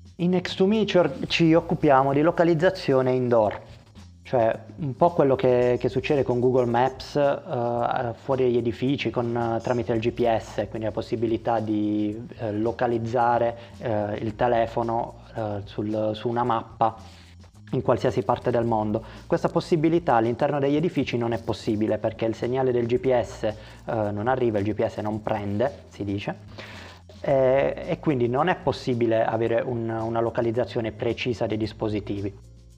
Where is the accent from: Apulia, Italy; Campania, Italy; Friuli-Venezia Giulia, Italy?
Apulia, Italy; Conversano; sono di Conversano, un uh, paese a pochi chilometri da Bari